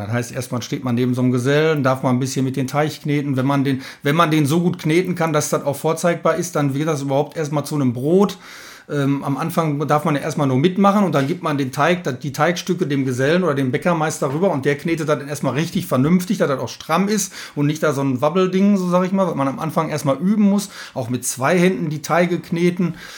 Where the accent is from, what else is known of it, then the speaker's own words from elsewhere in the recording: Bochum, North Rhine-Westphalia, Germany; eine gewisse Bodenständigkeit haben wir einfach auch hier bei uns im Ruhrgebiet, hier in Alten Bochum, ähm, lange, ja, langjähriger Betrieb